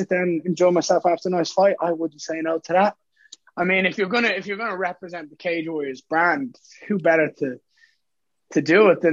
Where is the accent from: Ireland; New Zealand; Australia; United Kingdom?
Ireland; Dublin, Leinster; born or raised there